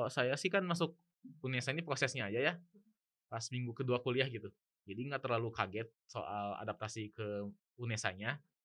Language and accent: Indonesian; Bandung, West Java, Indonesia; saya itu dari Bandung